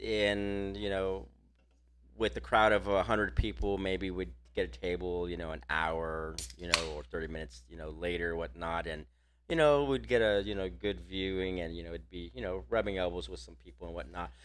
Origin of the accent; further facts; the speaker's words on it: Texas, United States; we're from Texas